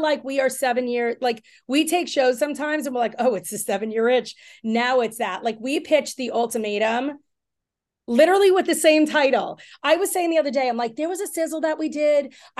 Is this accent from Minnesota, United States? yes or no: no; Long Island, New York, United States; I grew up in Long Island.